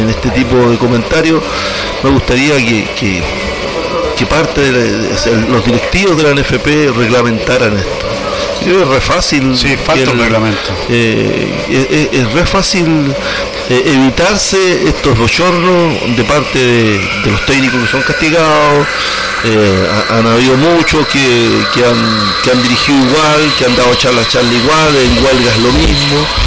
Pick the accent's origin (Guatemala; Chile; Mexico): Chile; en el último día como buen chileno, a última hora, a las 6 se cerraba la inscripción un día viernes